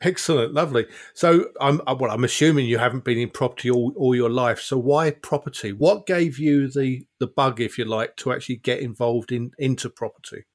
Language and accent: English; South Essex, East of England, United Kingdom; moved away; I was born and bred in South Essex